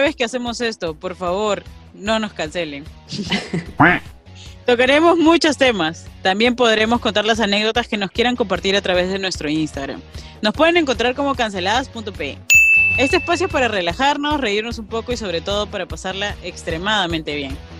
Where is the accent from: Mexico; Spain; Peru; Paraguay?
Peru; Somos de Perú